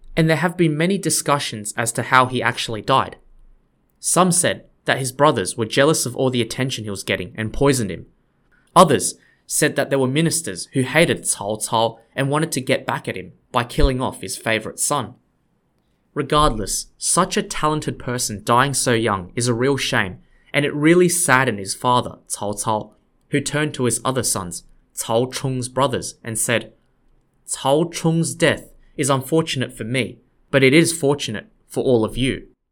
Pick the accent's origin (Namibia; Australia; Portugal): Australia; I'm an Australian guy